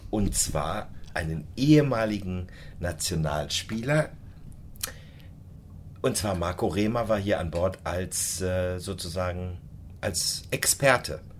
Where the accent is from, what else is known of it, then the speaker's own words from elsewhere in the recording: Wölfing, Germany; Und das ist ja von Wölfing, wo ich groß geworden bin, zehn Kilometer entfernt.